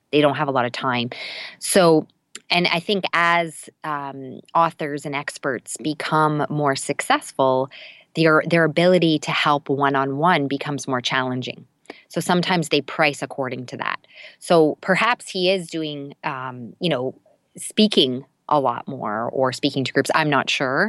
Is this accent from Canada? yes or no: yes; Canada; I'm Canadian